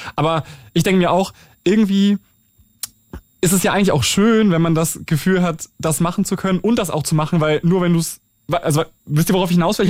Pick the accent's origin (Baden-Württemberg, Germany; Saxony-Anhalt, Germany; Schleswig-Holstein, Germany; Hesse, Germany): Schleswig-Holstein, Germany; ich komme ja aus Schleswig-Holstein